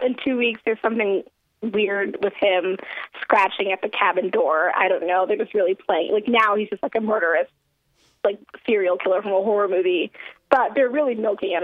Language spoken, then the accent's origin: English; Baltimore, Maryland, United States; I am from Baltimore and a Ravens fan